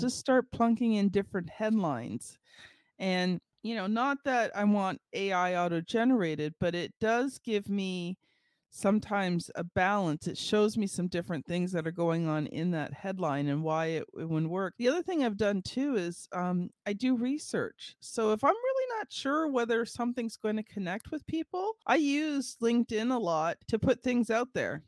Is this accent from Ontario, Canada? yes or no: yes; Ontario, Canada; I am from Canada, and I am from Ontario